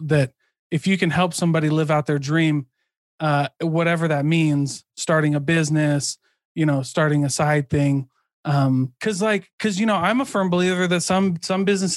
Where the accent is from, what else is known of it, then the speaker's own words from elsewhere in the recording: Midwest, United States; I'm from the Midwest, like farming, factories, manufacturing, construction